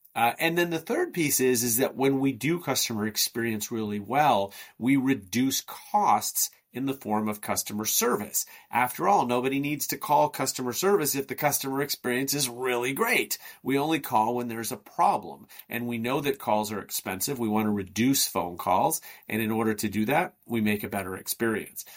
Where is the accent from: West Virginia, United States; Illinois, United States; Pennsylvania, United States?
Illinois, United States; Chicago; I hail from Chicago in the United States